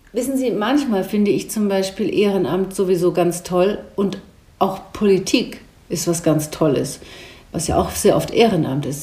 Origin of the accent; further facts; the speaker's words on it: Rhine-Main area, Hesse, Germany; also born or lived in Wiesbaden / Frankfurt; So Rhein-Main-Gebiet ist für mich meine Heimat, war es ja auch meine Heimat und ich mag es sehr gerne hier zu leben